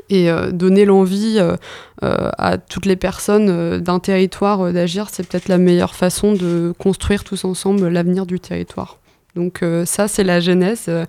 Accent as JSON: {"language": "French", "region": "Normandy", "country": "France", "said": "du coup, je viens de l'Orne"}